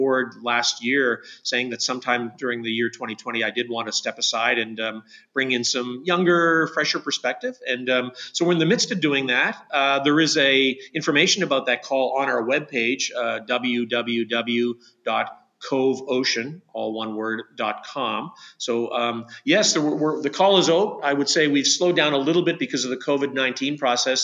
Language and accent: English; Canada